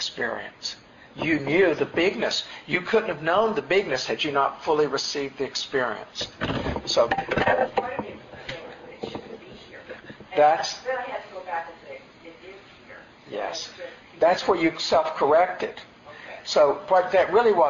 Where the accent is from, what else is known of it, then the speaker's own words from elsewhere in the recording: the Appalachians, Tennessee, United States; also born or lived in New York; now in California, United States; I grew up in Tennessee in the Appalachians, and then spent 10 years in New York, and then have been in California for the last 20 years